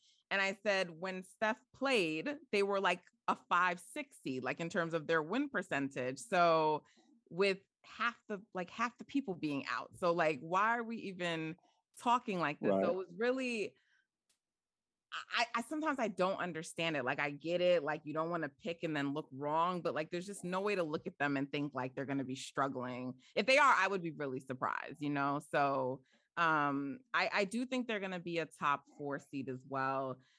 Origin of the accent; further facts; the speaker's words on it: New York, United States; I'm from New York. I'm not from, you know, the Bay.